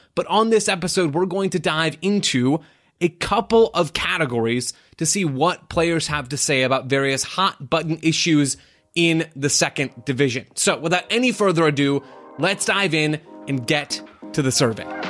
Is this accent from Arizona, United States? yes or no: yes; Phoenix, Arizona, United States; my hometown team, Phoenix Rising